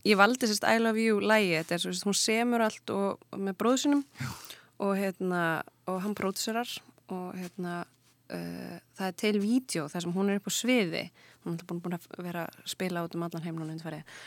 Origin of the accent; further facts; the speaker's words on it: Kópavogur, Capital Region, Iceland; ég er alveg upp í Kópaunum. Já. Uh, ég er bara, já, bara bjóð alla mína tíð í Kópaunum